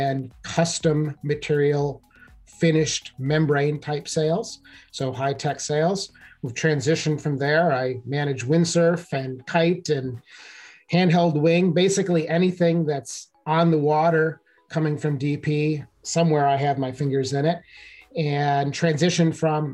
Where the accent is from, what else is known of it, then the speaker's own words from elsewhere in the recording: Wisconsin, United States; I grew up in the Midwest, the USA, in Wisconsin